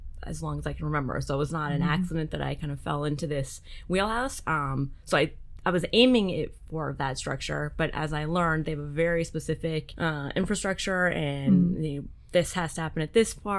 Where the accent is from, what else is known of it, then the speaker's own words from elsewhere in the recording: Canada; for your Canadian listeners, my home country